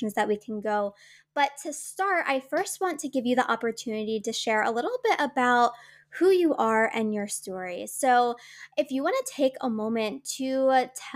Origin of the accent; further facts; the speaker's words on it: Wildwood Crest, New Jersey, United States; Wildwood Crest, New Jersey, my hometown